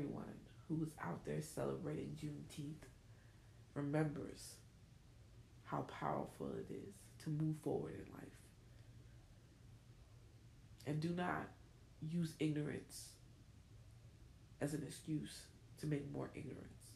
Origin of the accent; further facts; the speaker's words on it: New York City, New York, United States; also born or lived in Newark, New Jersey; I'm from Newark, so I mean, I was born in Newark, but raised in Brownsville